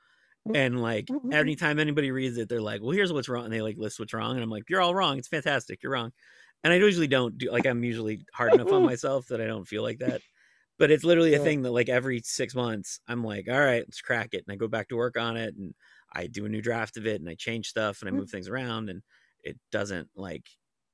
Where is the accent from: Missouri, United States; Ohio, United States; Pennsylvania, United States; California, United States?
Pennsylvania, United States; Monroeville; That is my mall in my hometown.